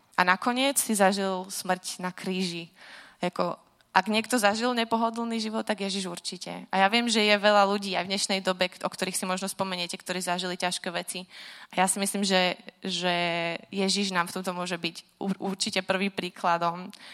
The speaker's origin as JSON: {"language": "Slovak", "country": "Slovakia", "tie": "born or raised there", "moved": "as an adult", "said": "Vyrastala som teda na Slovensku"}